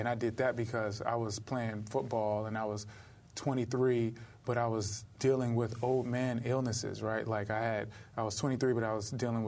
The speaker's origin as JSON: {"language": "English", "town": "Los Angeles", "region": "California", "country": "United States", "tie": "born or raised there", "said": "I'm from South Central"}